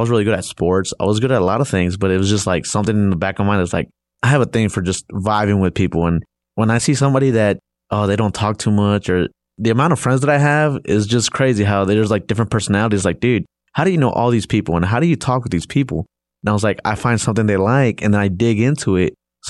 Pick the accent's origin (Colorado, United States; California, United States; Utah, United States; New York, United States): California, United States; Los Angeles; So, you know, growing up, I grew up in a rough neighborhood